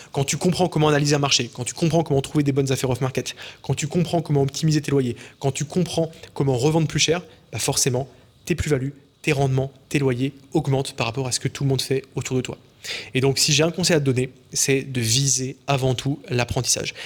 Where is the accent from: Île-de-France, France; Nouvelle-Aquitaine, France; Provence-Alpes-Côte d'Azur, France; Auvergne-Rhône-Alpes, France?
Auvergne-Rhône-Alpes, France; small village near Lyon; also born or lived in Montreal, Canada; dans mon entourage en France, dans mon petit village de quelques centaines d'habitants autour de Lyon